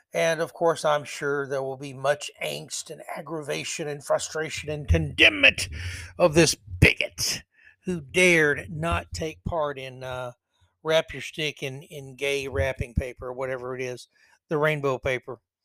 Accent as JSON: {"language": "English", "town": "Tampa", "region": "Florida", "country": "United States", "tie": "born or raised there", "said": "my hometown Lightning"}